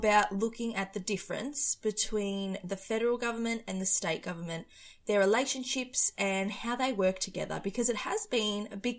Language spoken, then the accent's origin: English; Australia